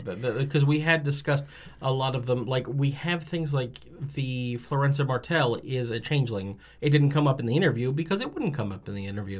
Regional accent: New Jersey, United States; I'm from New Jersey.

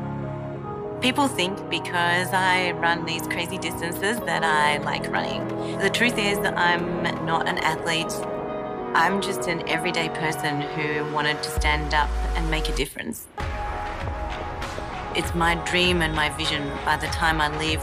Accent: Australia; When I grew up in Australia, I grew up through 10 years of drought

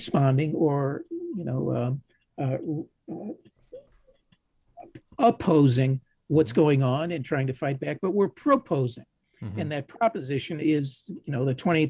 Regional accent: Ohio, United States; I'm from Ohio

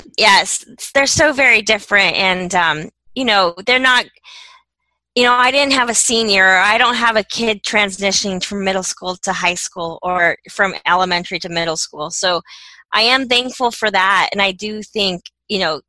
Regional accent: Laramie, Wyoming, United States; I was born and raised in Laramie, Wyoming.

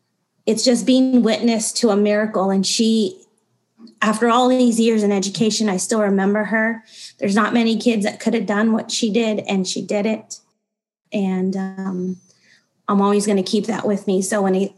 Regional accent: Sanger, California, United States; I grew up in Sanger

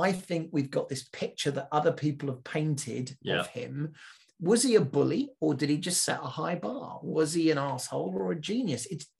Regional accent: California, United States; But I don't know that way because I'm middle class from California.

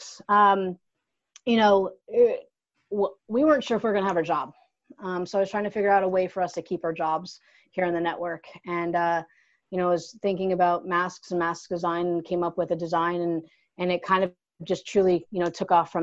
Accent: Luzerne County, Pennsylvania, United States; I'm originally from Luzerne County in Pennsylvania

